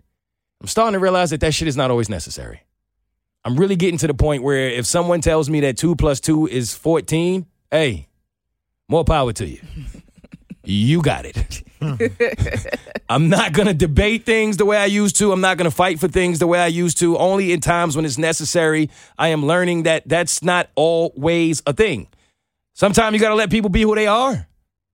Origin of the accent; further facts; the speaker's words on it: New York, United States; growing up in New York